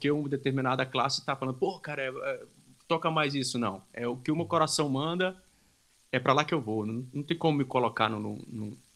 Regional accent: Laranjal do Jari, Amapá, Brazil; also born or lived in Monte Dourado, Pará; numa cidadezinha que fica entre o estado do Pará e o Amapá, chamada Laranjal do Jari. Nasci no Monte Dourado, mas fui criado em Laranjal do Jari.

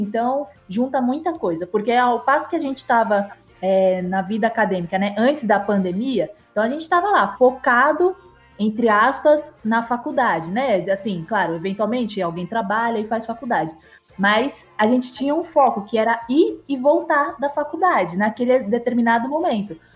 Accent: São Paulo, Brazil; moved away as an adult; now in Mariana, Brazil; Eu sou de São Paulo, mas agora eu falo de Mariana, porque eu, enfim, eu vim para cá, né?

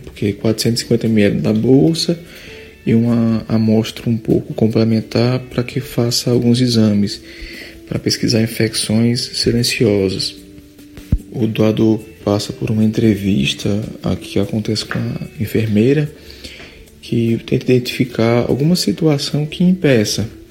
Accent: Juazeiro do Norte, Ceará, Brazil; moved away as an adult; also born or lived in Recife; E eu sou natural de Juazeiro do Norte mesmo. É, morei um tempo em Recife, mas estou de volta há mais ou menos três anos

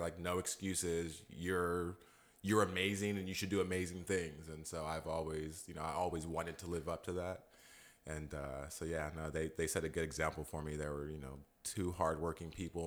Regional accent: Modesto, California, United States; also born or lived in Alameda; I'm a native here, grew up here, so call, call this place home.

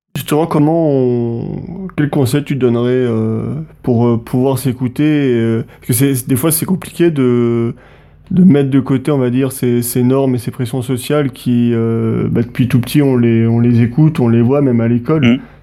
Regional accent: Montluçon, Auvergne-Rhône-Alpes, France; à l'origine, en fait, euh, avec, Hugo, on vient de Montluçon, dans le centre de la mhm. France

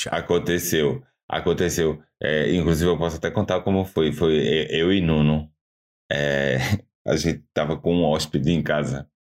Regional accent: Cabo de Santo Agostinho, Pernambuco, Brazil; now in Portugal; a cidade de onde eu vim é, é um nome até que o português fala tranquilamente: Cabo de Santo Agostinho.

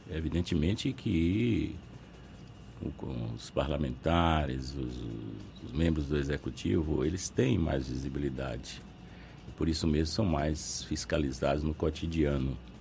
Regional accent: Bahia, Brazil; sou interiorano, conheço a realidade interiorana

